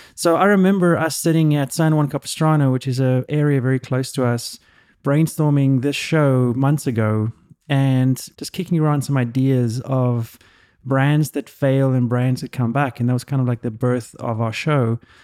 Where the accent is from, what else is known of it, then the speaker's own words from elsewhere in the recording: South Africa; now in United States; I grew up in South Africa